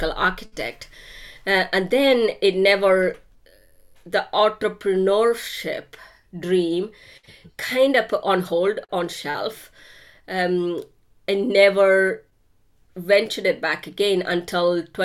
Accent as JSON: {"language": "English", "country": "India", "tie": "born or raised there", "moved": "yes", "said": "I grew up in India."}